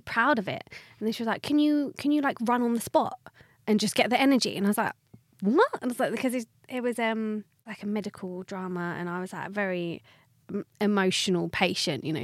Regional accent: Watford, East of England, United Kingdom; I'm from Watford, so very south

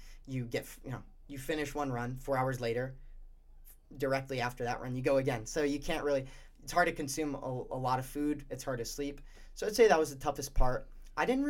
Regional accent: Warwick, Rhode Island, United States; I'm from Rhode Island, Warwick, Rhode Island

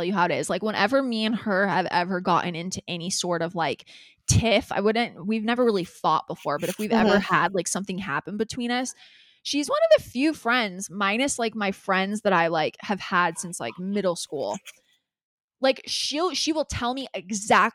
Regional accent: California, United States; we're from California

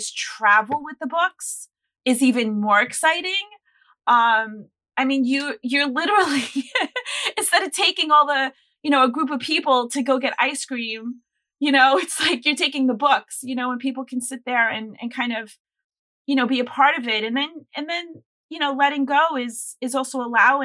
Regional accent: New York, United States; I'm a New Yorker, I'm born and raised here.

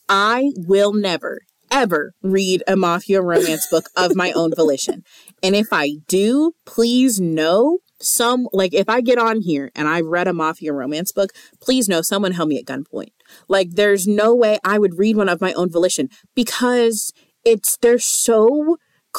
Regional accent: the South, United States; we're from the South

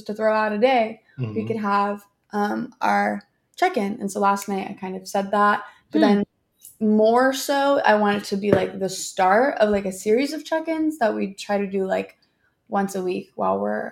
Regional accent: Bay Area, California, United States; I'm from the Bay Area

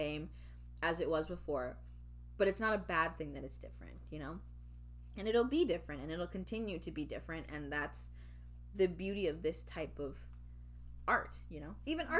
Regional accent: United Kingdom; especially as a British person. I mean, we know there's a very large black population in Britain.

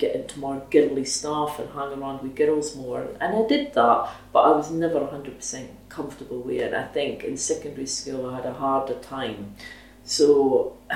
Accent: Dundee, Scotland, United Kingdom; I was born in 1964, so I'm 56, and I grew up in Minas Hill in Dundee.

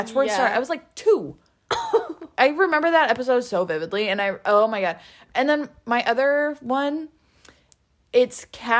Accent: Omaha, Nebraska, United States; I grew up in Omaha going to the Omaha Zoo.

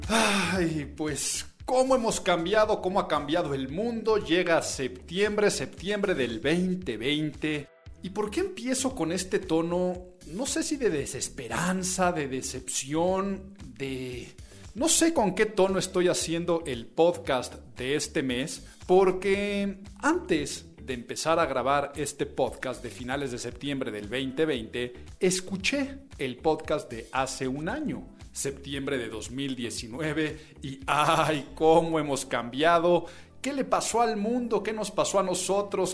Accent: Mexico; me había tocado ver a mí en mi vida, como mexicano

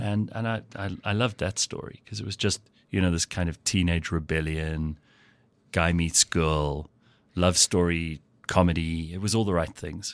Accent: Pretoria, Gauteng, South Africa; also born or lived in KwaZulu-Natal / Sandton; was born in Pretoria, lived for the first few years on a farm near the Hartbeespoort Dam. Then we moved to um, KZN for a little while. I was at primary school there. Moved back here

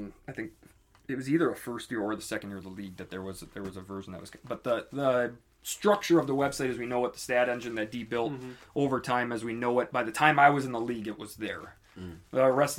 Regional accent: northern Minnesota, United States; I'm from Minnesota, but I'm from northern Minnesota, small town.

